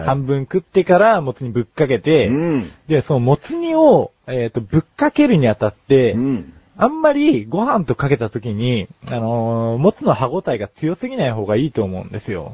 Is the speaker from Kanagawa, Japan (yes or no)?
yes; Yokohama, Kanagawa, Japan; 浜っ子同士だ